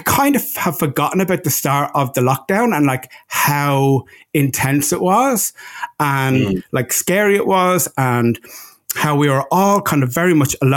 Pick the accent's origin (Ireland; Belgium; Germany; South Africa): Ireland; now in Los Angeles, United States; out in LA, I am your Irishman